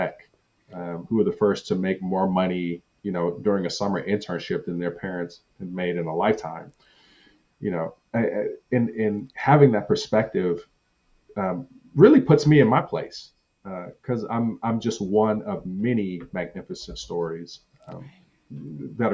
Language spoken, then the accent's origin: English; Compton, California, United States; I grew up bullied in Compton.